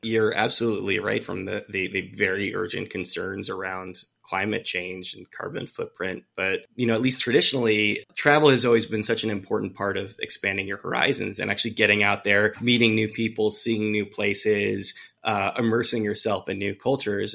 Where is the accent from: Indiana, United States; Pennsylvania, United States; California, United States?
California, United States; Bay Area; moved away; I grew up in the Bay Area